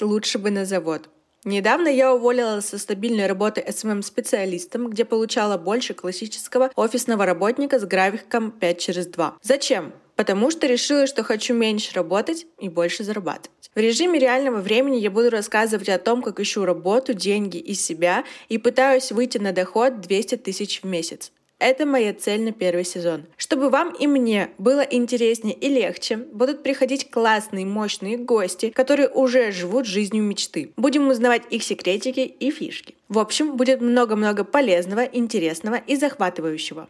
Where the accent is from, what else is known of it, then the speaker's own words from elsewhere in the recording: Yekaterinburg, Sverdlovsk Oblast, Russia; мне 21, и я из Екатеринбурга